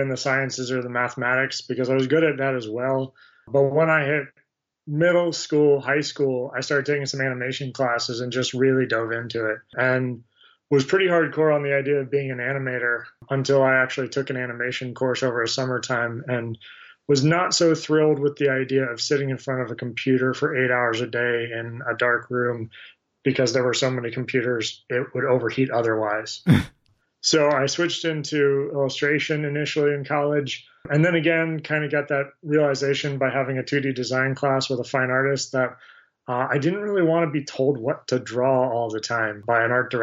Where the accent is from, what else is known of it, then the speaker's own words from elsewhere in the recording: Greenbelt, Maryland, United States; also born or lived in Sarasota, Florida / Tempe, Arizona; I grew up outside of D.C. in Greenbelt, Maryland, which is actually where I currently live now